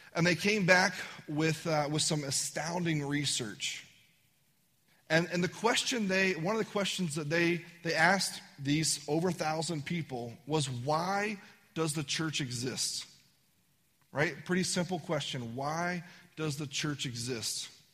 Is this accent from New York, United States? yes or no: no; Virginia, United States; I'm from Virginia